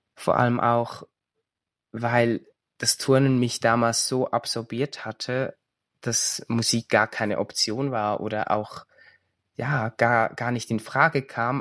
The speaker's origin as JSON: {"language": "German", "country": "Switzerland", "said": "ich komme aus der Schweiz."}